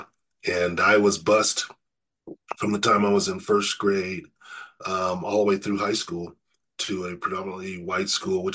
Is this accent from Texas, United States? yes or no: no; Riverside, California, United States; I grew up in Riverside, California